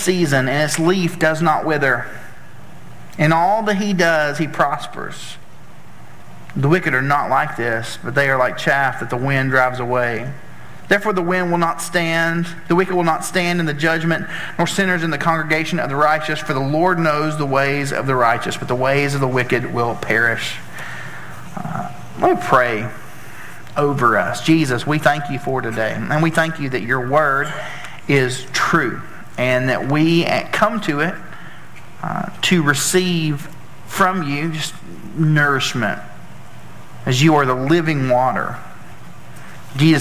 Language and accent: English; Tennessee, United States; I'm from Tennessee and we don't pronounce a lot of words correctly